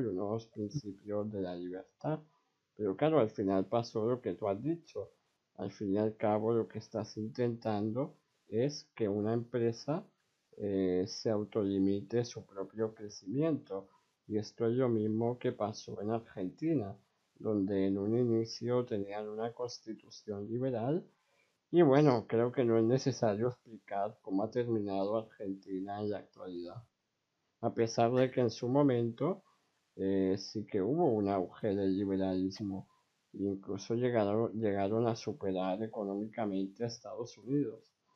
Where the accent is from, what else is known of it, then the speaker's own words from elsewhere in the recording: Spain; yo soy un chico de 17 años de España